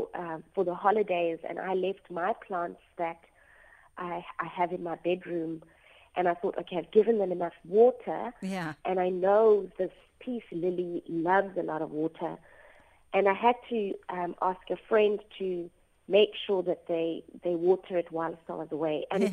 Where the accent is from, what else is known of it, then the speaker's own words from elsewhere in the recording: Eastern Cape, South Africa; I'm from the Eastern Cape, and I come from what I refer to as the middle of nowhere, because my father grew up in a little village outside of Whittlesea